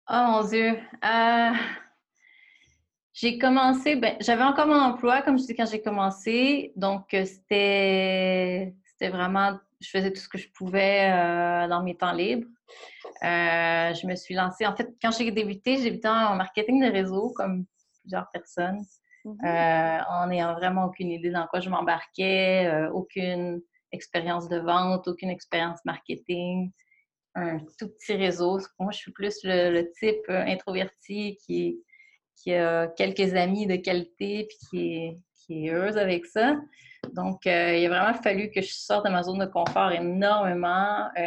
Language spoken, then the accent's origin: French; Sainte-Foy, Quebec, Canada; also born or lived in Montreal; viens de Sainte-Foy.